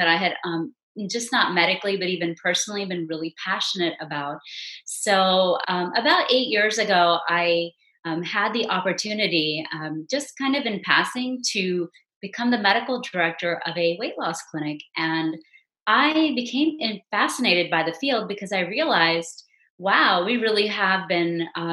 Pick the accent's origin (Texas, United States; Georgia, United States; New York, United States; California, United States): Texas, United States; Houston; now in Frisco, United States; I grew up in the Houston area